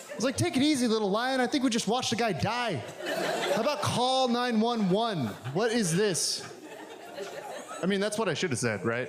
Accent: the Bible Belt, United States; now in Portland, United States; I grew up in the Bible Belt

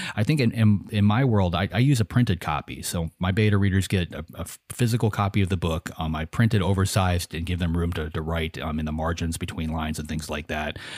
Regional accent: United States; I'm an American

